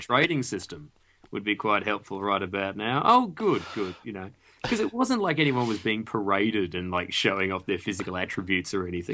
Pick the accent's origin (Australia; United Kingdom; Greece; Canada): Australia; we were all Australian as well